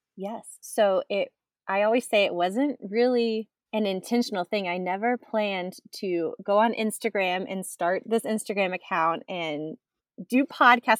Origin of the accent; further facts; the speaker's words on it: Texas, United States; moved away as an adult; Born and raised in Texas